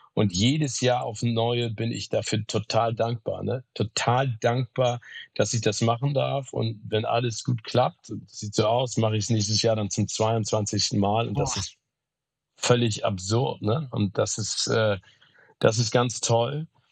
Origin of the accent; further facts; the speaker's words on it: Hamburg, Germany; also born or lived in Phoenix, Arizona, United States; weg aus meiner Heimat Hamburg